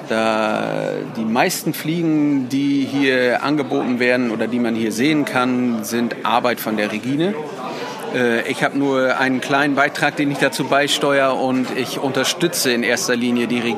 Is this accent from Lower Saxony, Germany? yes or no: yes; Surwold, Lower Saxony, Germany; ich selber komme aus Surwold, das ist ein Nachbarort von Papenburg.